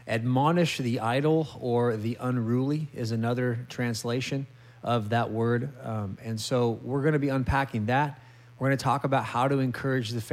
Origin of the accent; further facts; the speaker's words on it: California, United States; moved away; California, my home state